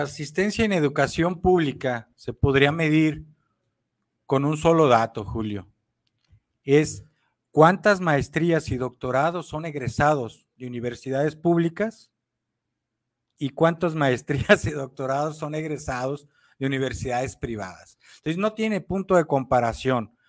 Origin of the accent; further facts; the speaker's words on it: Mexico; como mexicanos y pueblo de México consciente, patriota, que amamos a la patria México